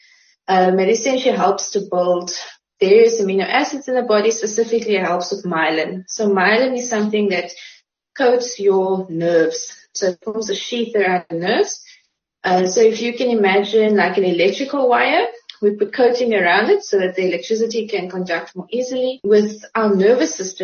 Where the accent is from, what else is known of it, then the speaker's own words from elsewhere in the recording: Uitenhage, Eastern Cape, South Africa; also born or lived in Graaff-Reinet; now in Port Elizabeth, South Africa; I moved over to Uitenhage when I was about 3. So I grew up in Uitenhage